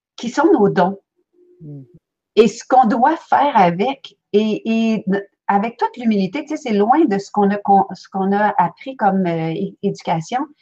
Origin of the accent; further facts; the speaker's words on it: Belgium; now in Quebec, Canada; je suis née en Belgique